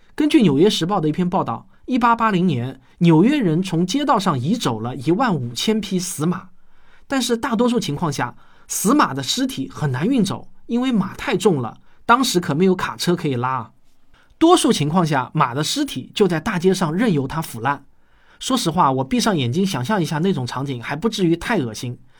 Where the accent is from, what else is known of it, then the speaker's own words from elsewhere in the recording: Shaoxing, Zhejiang, China; 我小时候在绍兴的赤水牌老家，最不美好的回忆就是四处林立的粪岗